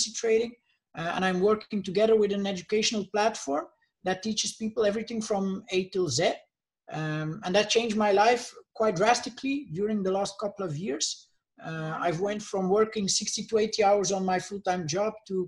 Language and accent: English; Bruges, Flanders, Belgium; I'm from Bruges, Belgium. They call it the Venice of the North.